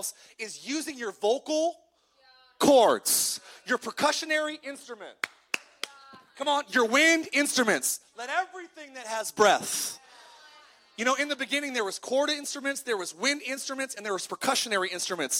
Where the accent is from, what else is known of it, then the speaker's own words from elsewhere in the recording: California, United States; I grew up in California